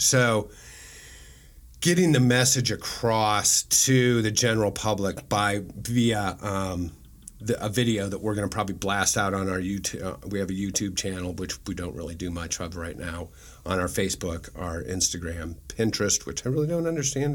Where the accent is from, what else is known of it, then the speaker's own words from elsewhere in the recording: Omaha, Nebraska, United States; moved away as an adult; also born or lived in Kansas City; I'm from Nebraska, I'm from Omaha